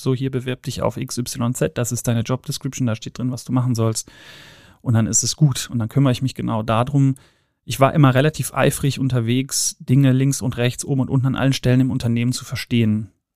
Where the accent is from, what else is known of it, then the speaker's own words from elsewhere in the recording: Cologne, North Rhine-Westphalia, Germany; moved away; bin ursprünglich aus Köln, äh, bin aus dem Rheinland, in geboren, äh, in Ehrenfeld aufgewachsen